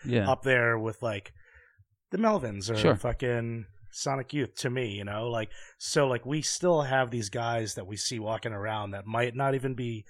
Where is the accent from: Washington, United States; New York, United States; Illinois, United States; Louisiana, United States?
New York, United States; as a New Yorker